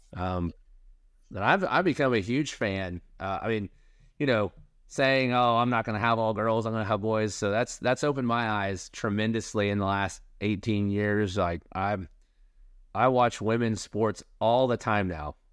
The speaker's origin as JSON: {"language": "English", "town": "Tulsa", "region": "Oklahoma", "country": "United States", "tie": "born or raised there", "said": "I was born in Oklahoma City, grew up in Tulsa"}